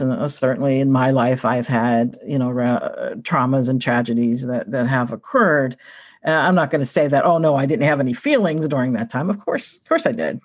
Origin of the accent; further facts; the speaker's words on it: Pittsburgh, Pennsylvania, United States; I'm from Pittsburgh